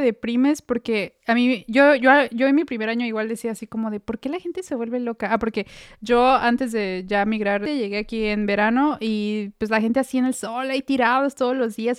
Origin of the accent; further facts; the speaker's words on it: Mexico; moved away; Como, como mexicanos